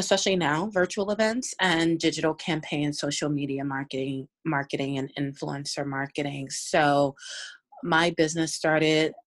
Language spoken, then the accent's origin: English; Virginia, United States; moved away; I'm from Virginia.